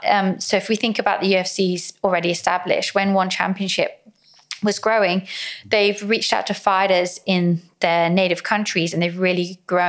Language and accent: English; England, United Kingdom; also born or lived in Philippines; And then as a Filipino, I'm half Filipino, I'm Filipino. I was born in the Philippines, raised in England.